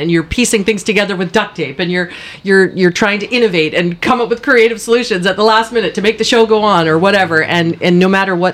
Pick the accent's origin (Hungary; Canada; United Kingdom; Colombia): Canada; Powell River, British Columbia; I was born and raised in Powell River